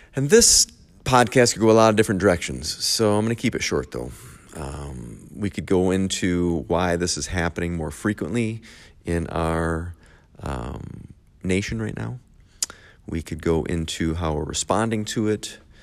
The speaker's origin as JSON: {"language": "English", "region": "Michigan", "country": "United States", "said": "I am from Michigan"}